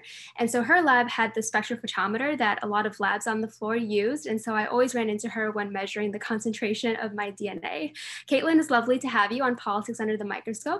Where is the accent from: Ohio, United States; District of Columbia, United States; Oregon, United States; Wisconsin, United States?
Wisconsin, United States; Madison; also born or lived in Los Angeles, California; now in New York, United States; I am originally from Los Angeles, California, until I moved to Madison, Wisconsin when I was about 8 years old.